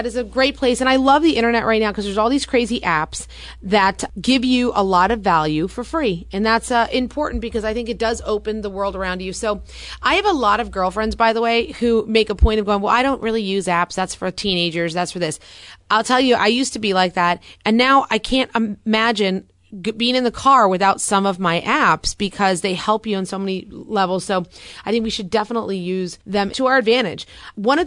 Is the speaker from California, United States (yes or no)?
yes; California, United States; I'm from California.